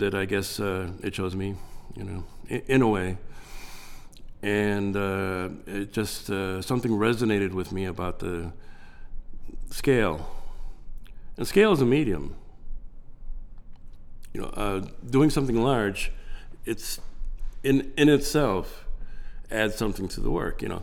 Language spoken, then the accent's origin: English; Chicago, Illinois, United States; born and raised in the Pilsen community